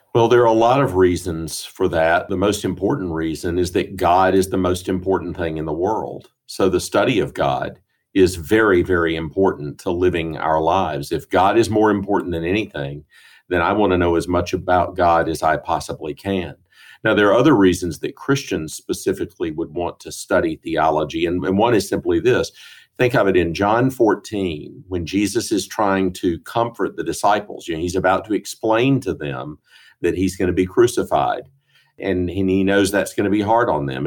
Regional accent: Greenville, South Carolina, United States; moved away as an adult; also born or lived in St. Louis, Missouri / Edinburgh, Scotland; now in Jackson, United States; I grew up in Greenville

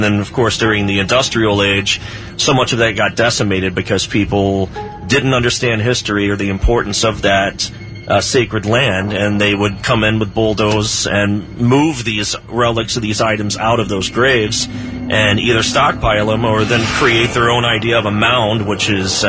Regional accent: Chillicothe, Ohio, United States; I'm from Chillicothe.

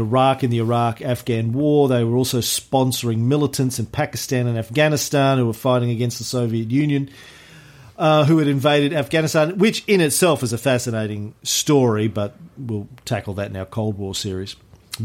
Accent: Australia

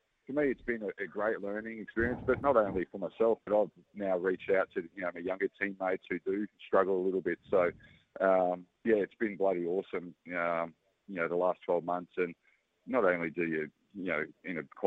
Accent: Australia; being a Aussie fan and Aussie cricketer

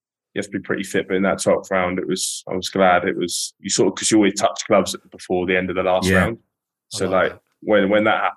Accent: Epsom, South East England, United Kingdom; I was born in Epsom.

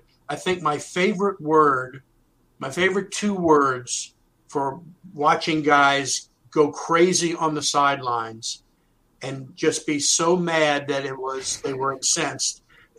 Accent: Arlington, Virginia, United States; also born or lived in Washington, D.C.; me being a native, I was born in Washington at Columbia Hospital, grew up in Arlington, went to, you know, Washington Lee High School. So being local

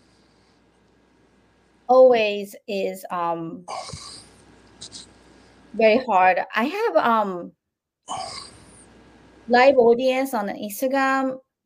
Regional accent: Japan; moved away; And I grew up in Japan

